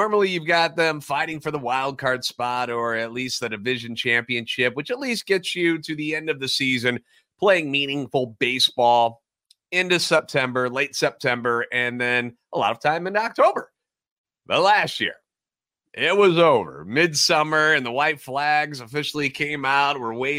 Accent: St. Louis, Missouri, United States; I'm a national radio sports anchor, born and raised in the Lou and a lifetime Cardinals fan.

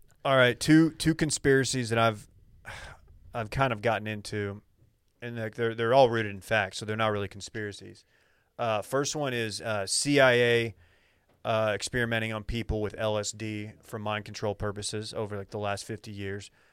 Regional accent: Dallas, Texas, United States; I'm from Dallas.

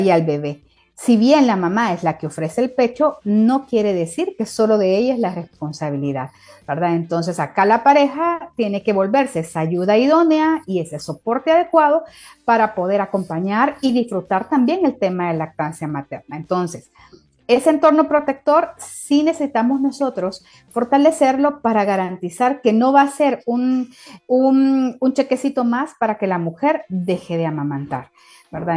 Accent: El Salvador; mujeres salvadoreñas

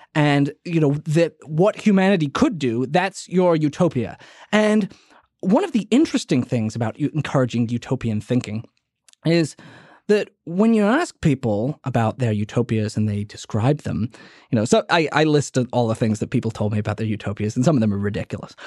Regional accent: New Orleans, Louisiana, United States; my hometown of New Orleans

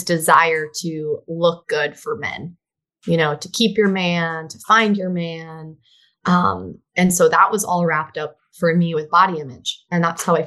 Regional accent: Miami, Florida, United States; I did grow up in Miami. That's the 305 area code.

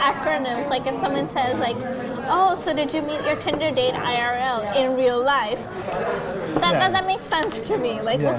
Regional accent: Pakistan; moved away; I might have to go back to my home country.

